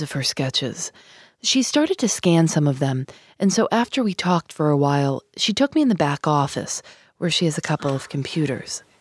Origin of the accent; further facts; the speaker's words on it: Chicago, Illinois, United States; I grew up in Chicago